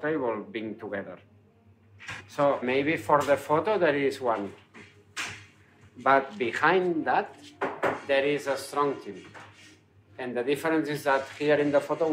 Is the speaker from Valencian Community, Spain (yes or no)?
no; Barcelona, Catalonia, Spain; English is a second language; I'm from Barcelona